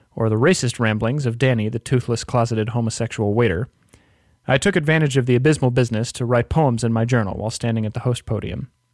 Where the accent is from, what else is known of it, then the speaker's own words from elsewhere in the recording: Alexandria, Virginia, United States; moved away as an adult; my hometown of Alexandria, Virginia